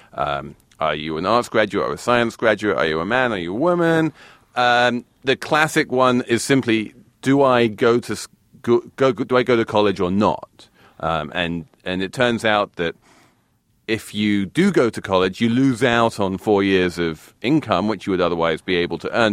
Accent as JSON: {"language": "English", "region": "England", "country": "United Kingdom", "said": "being English"}